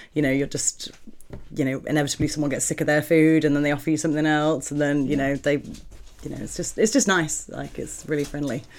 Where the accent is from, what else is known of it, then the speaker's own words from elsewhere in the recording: South Staffordshire, West Midlands, United Kingdom; I grew up in South Staffordshire, just outside the West Midlands.